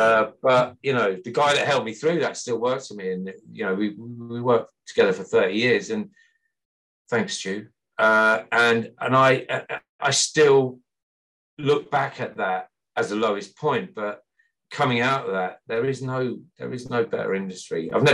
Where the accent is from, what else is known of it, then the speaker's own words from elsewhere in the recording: Midlands, United Kingdom; the guys that I grew up with back in the Midlands in the 70s and 80s, there's still a group of us, about 15, 16 people.